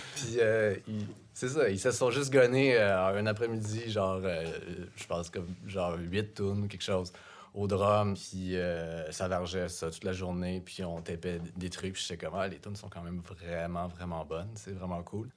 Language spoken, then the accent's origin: French; Saint-Lambert, Quebec, Canada; moi je viens de Saint-Lambert, donc vraiment pas punk.